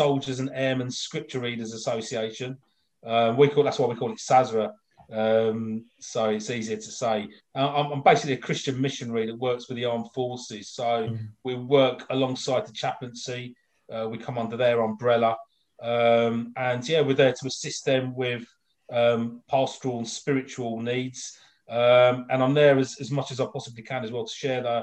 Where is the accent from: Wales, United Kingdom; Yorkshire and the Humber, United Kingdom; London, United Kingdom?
London, United Kingdom; now in Colchester, United Kingdom; I'm originally from London. I was born into a normal working class family.